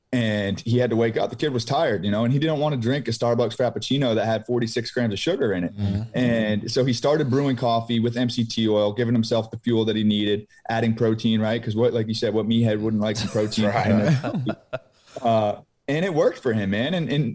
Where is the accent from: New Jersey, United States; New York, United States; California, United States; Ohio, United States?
New York, United States; Kingston; we grew up in Kingston, New York, about 2 hours north of New York City.